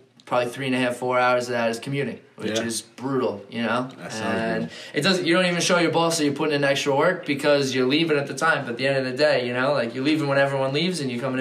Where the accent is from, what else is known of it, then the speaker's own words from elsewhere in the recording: Bethpage, New York, United States; I'm from Long Island, right? So Beth Page